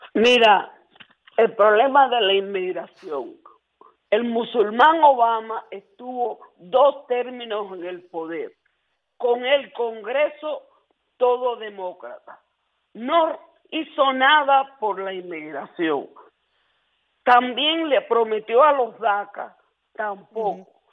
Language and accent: Spanish; Cuba; moved away; yo soy cubana